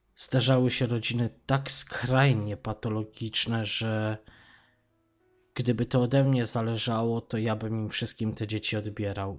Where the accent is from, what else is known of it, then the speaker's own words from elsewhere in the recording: Poland; moved away as an adult; ja wyjechałem z Polski lat temu, to już będzie z 15